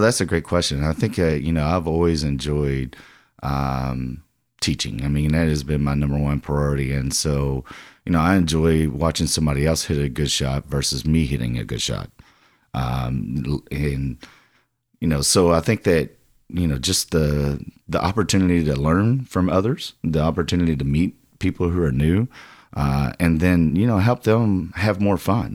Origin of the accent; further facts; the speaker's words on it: Louisville, Kentucky, United States; I'm a Louisville native, and, I mean, you know, again, uh, kinda grew up right here.